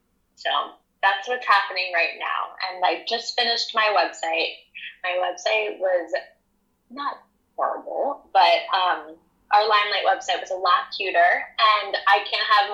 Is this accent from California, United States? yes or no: no; New Jersey, United States; also born or lived in New York; I'm from South Jersey in the United States. And I lived in a log cabin.